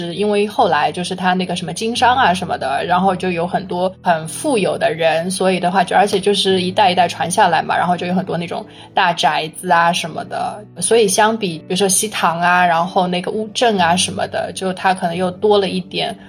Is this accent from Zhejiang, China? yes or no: yes; Huzhou, Zhejiang, China; 我是一个土生土长的非典型的湖州人